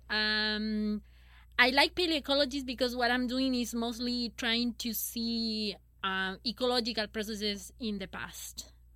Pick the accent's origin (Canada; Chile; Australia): Chile; moved away as an adult; I'm from Chile